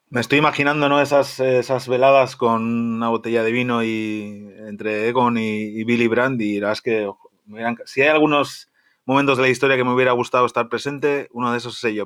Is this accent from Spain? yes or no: yes; Spain; como español que soy